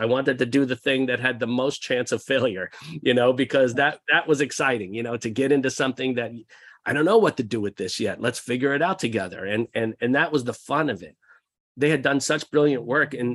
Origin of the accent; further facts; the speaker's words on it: outside of Philadelphia, New Jersey, United States; We grew up outside of Philadelphia in New Jersey